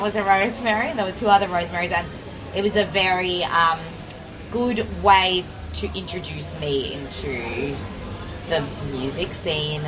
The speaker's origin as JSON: {"language": "English", "area": "Mornington Peninsula", "region": "Victoria", "country": "Australia", "tie": "born or raised there", "said": "I grew up in the Mornington Peninsula"}